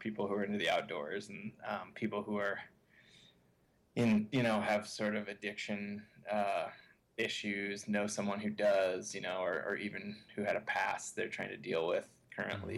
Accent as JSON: {"language": "English", "country": "United States", "tie": "born or raised there", "said": "growing up in America"}